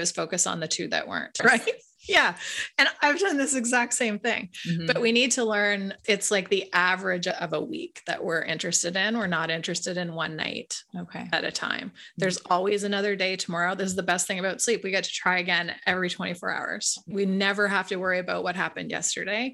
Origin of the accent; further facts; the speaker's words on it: Canada; I'm Canadian